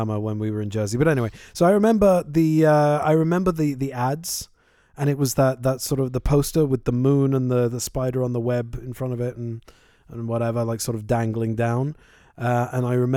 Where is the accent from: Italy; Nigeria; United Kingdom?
United Kingdom; London; where we grew up in London.